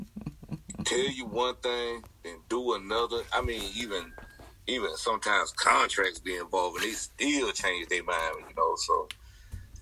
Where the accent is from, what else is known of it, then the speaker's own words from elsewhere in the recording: the South, United States; I'm from the South